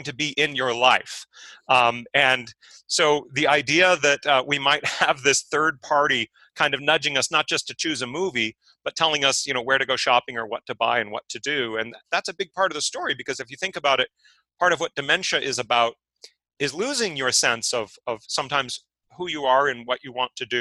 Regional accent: San Diego, California, United States; moved away as an adult; also born or lived in Pennsylvania; I grew up in San Diego

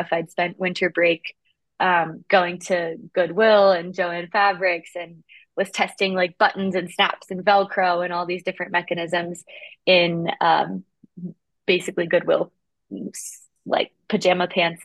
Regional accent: Appalachian Mountains, United States; growing up in the Appalachian Mountains

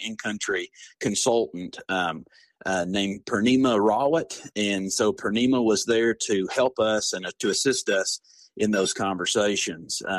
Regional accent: East Tennessee, United States; now in West Tennessee, United States; growing up in East Tennessee and now living in West Tennessee

